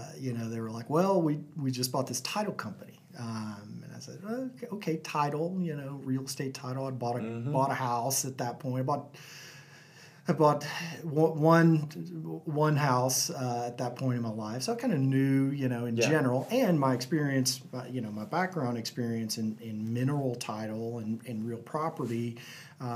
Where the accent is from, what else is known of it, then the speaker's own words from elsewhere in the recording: North Texas, United States; also born or lived in Lubbock, Texas; now in Houston, United States; I grew up in a little small town in North Texas, about an hour south of Wichita Falls.